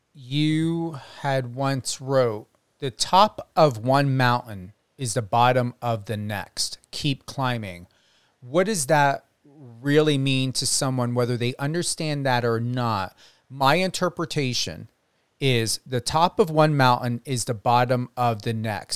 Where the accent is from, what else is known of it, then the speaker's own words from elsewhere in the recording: New Jersey, United States; moved away; I was in New Jersey at the time, my home state